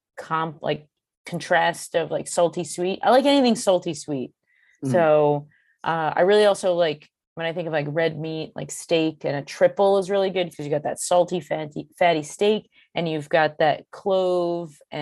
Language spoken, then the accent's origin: English; New England, United States; also born or lived in Vermont; I'm from New England